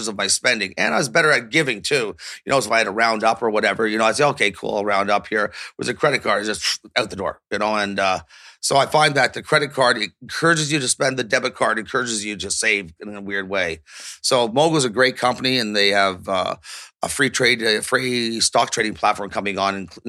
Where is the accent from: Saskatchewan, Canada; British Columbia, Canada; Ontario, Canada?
Ontario, Canada; Toronto; growing up on Yonge Street, Toronto